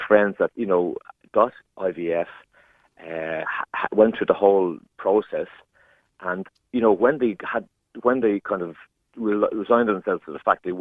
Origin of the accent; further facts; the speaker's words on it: Ireland; growing up in Ireland through the 60s, 70s, 80s